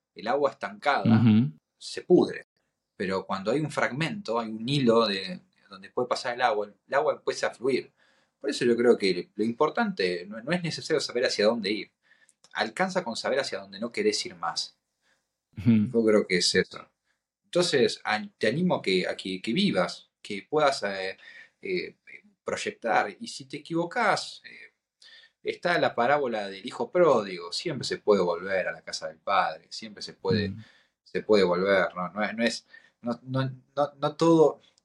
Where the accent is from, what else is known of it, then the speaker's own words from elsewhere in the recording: Argentina; soy un argentino